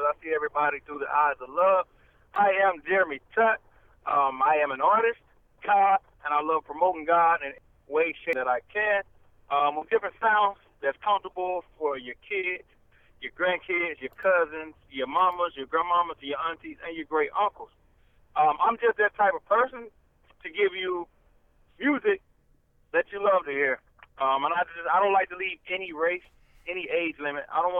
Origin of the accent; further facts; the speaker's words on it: the South, United States; I'm from the South. I'm Southern